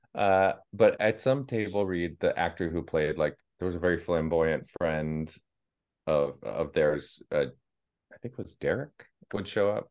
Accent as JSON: {"language": "English", "town": "Boston", "region": "Massachusetts", "country": "United States", "said": "I said, \"Boston.\""}